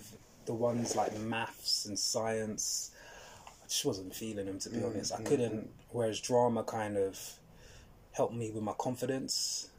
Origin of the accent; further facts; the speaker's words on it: London, United Kingdom; I grew up in an area called Greenford. So that's right in Alvendale, central London. It's like West London.